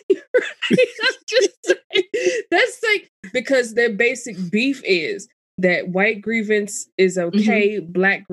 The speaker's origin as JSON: {"language": "English", "town": "Washington", "region": "District of Columbia", "country": "United States", "tie": "born or raised there", "said": "I grew up here in DC. Well, you know, in around DC. I was born here"}